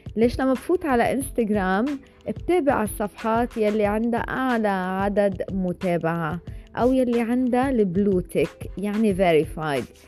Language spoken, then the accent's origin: Arabic; Lebanon; أنا من لبنان